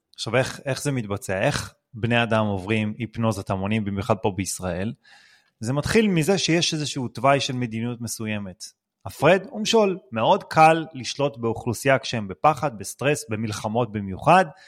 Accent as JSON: {"language": "Hebrew", "country": "Israel", "said": "אנחנו בתור מדינת ישראל"}